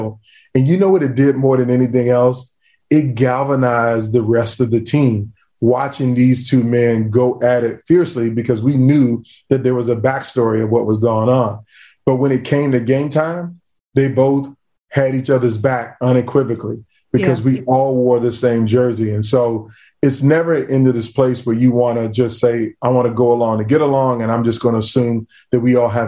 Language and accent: English; Virginia Beach, United States; I grew up in Beach, Virginia.